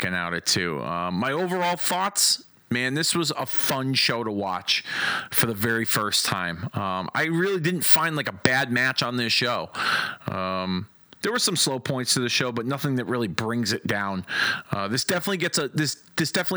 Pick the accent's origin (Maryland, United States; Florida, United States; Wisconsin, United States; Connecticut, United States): Connecticut, United States; Hartford; from my hometown of Hartford, Connecticut.